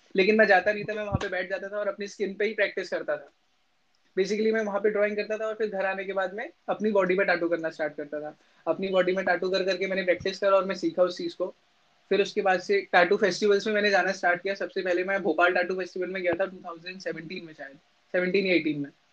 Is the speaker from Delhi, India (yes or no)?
no; Bhowali, Uttarakhand, India; moved away as an adult; also born or lived in Bhimtal; now in Lucknow, India; my home town is in Bhowali Nainital